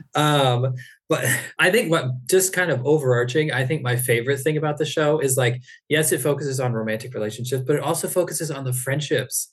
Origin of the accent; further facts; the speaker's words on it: Ohio, United States; moved away as an adult; now in San Diego, United States; I'm originally from Ohio